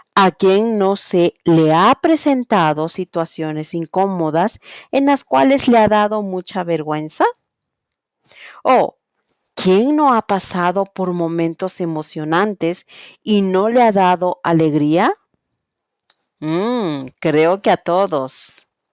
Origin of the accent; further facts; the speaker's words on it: Quito, Pichincha, Ecuador; soy de Quito, Ecuador